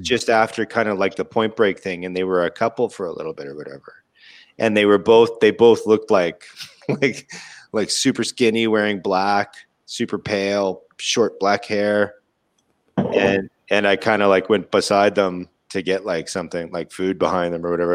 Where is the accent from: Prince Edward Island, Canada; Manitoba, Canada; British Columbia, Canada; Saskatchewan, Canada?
Manitoba, Canada; Winnipeg; my hometown in Winnipeg